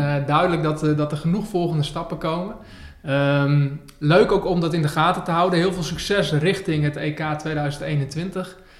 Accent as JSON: {"language": "Dutch", "area": "Northerners", "region": "northern Netherlands", "country": "Netherlands", "said": "We zitten hier in het mooie Groningen in Noorden. Ja, dat vinden we als Noorderlingen"}